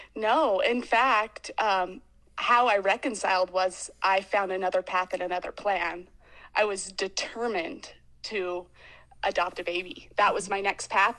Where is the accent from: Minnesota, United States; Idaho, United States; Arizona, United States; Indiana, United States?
Idaho, United States; Boise; I grew up in Boise, Idaho, in quite a traditional